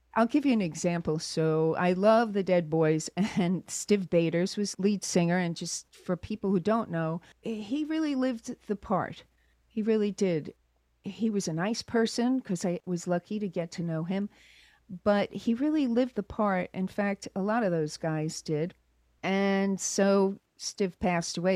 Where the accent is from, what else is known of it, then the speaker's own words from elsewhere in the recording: Long Island, New York, United States; moved away as an adult; also born or lived in London; now in Los Angeles, United States; I grew up in New York back in the 70s.